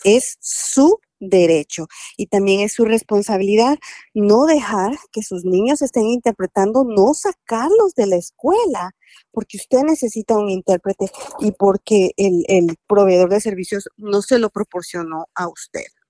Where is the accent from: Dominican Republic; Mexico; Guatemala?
Guatemala; moved away; Yo soy guatemalteca